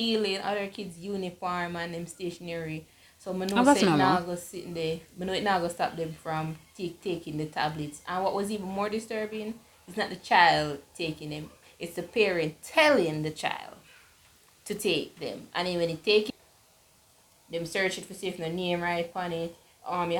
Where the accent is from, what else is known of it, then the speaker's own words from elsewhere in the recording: Jamaica; seeing my life overseas and not in my home country